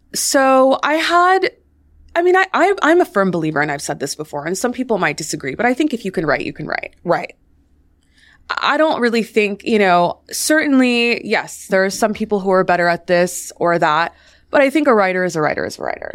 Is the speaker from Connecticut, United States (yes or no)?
no; Washington, District of Columbia, United States; I grew up in Washington, D.C.